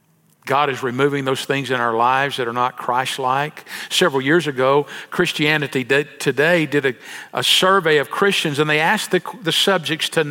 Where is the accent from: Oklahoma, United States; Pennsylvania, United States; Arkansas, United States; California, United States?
Arkansas, United States; El Dorado; growing up in El Dorado, Arkansas